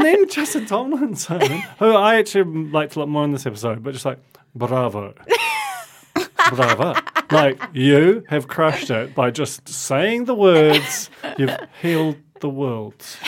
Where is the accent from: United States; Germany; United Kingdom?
United Kingdom; England; now in New Zealand; I grew up in England